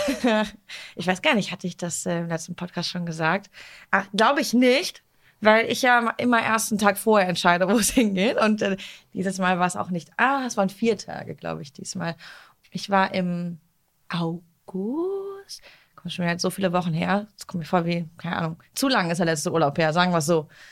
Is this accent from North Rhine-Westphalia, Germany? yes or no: yes; Duisburg, North Rhine-Westphalia, Germany; aus Duisburg und wir Duisburger